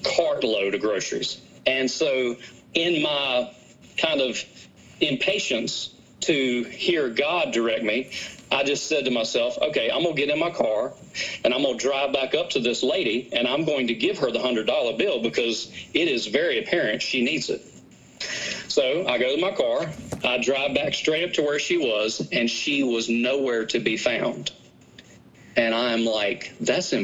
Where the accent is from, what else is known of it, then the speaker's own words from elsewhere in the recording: Danville, Virginia, United States; I'm from Danville, Virginia